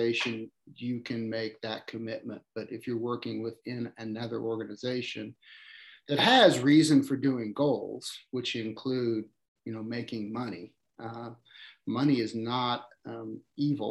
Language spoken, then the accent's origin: English; United States; I grew up in a small town, suburb of Kansas City, really founded by Slavic immigrants.